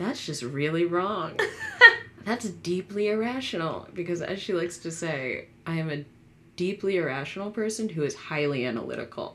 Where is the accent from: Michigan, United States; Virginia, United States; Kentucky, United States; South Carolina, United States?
Virginia, United States; Fairfax County, Northern; I grew up in Northern Virginia, which is, like, diverse depending on where you are, but then again, but still not very. Grew up in Fairfax County